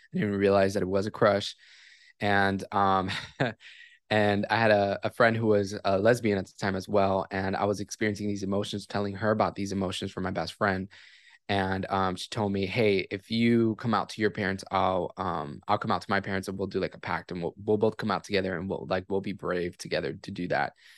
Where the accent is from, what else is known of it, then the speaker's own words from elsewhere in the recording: Miami, Florida, United States; I was born and raised in Miami, Florida